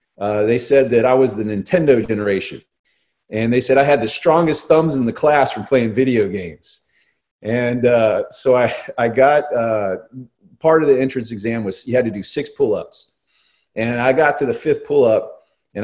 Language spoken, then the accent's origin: English; Northern Virginia, United States; as a kid growing up in Northern Virginia